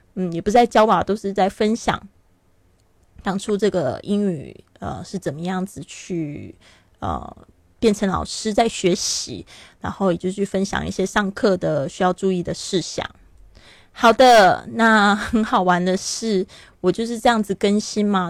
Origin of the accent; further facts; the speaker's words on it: Taiwan; moved away as an adult; also born or lived in Shanghai, China; now in Barcelona, Spain; 我出生在台湾，但是我跟这个上海非常有缘